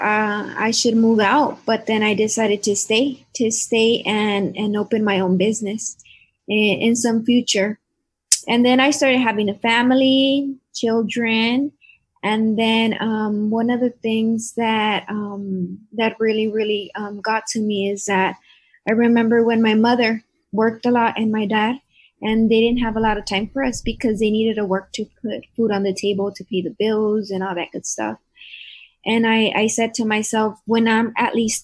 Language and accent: English; Calexico, California, United States; also born or lived in Brawley, California / Salinas, Monterey County, California; I was born in Brawley, and then I went to field sailing for like kinder and first grade. Then I went to second grade on Jefferson, then Dual, then De Anza